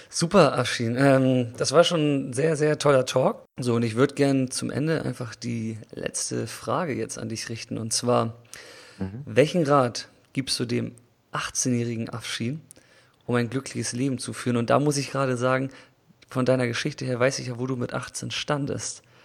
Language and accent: German; Germany; wir hier als Deutsche